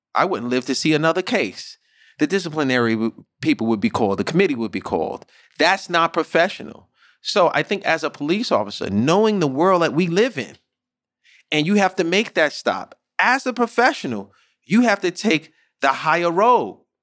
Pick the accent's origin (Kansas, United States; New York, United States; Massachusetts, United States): New York, United States; New York City; growing up in the Bronx, growing up in underserviced areas such as Saint Mary's, which is a project in the Bronx